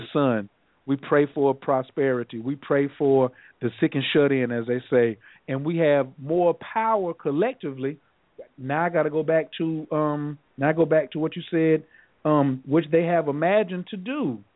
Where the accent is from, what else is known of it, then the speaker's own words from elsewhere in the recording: North Carolina, United States; I'm not from the rainforest. I'm from North Carolina.